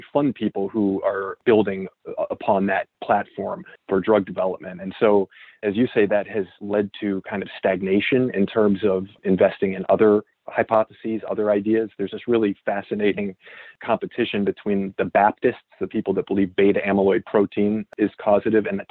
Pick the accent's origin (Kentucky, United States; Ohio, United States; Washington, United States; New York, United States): Ohio, United States; Cleveland; moved away; I'm from Cleveland, Ohio, originally